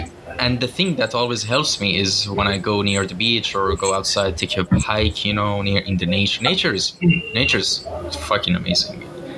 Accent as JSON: {"language": "English", "country": "Iran", "moved": "yes", "said": "but I'm originally from Iran."}